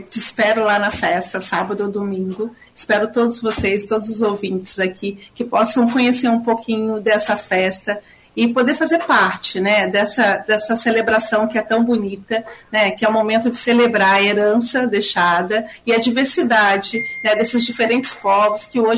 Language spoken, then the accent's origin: Portuguese; Rio de Janeiro, Brazil; now in São Paulo, Brazil; eu sou uma migrante do vim do Rio de Janeiro e estou em São Paulo hoje.